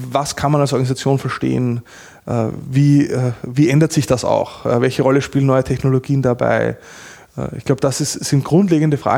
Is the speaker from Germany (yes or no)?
no; Austria; außerdem bin ich Österreicher.